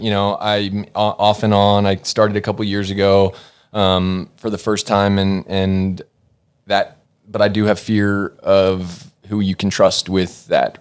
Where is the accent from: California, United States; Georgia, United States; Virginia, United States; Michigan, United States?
Georgia, United States; Norcross; moved away as an adult; now in Los Angeles, United States; I was born and raised in Norcross, Georgia.